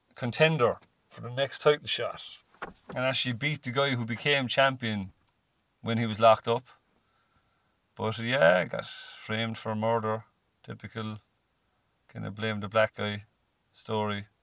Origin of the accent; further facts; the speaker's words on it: Cork, Munster, Ireland; growing up in Cork, which is you know all my life